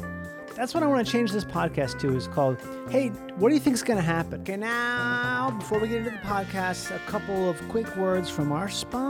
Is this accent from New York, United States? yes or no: no; Minnesota, United States